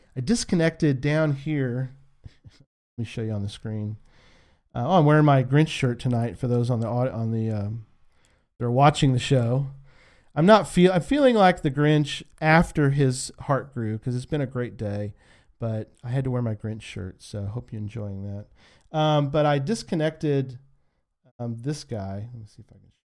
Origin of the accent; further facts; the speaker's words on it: San Antonio, Texas, United States; I'm from San Antonio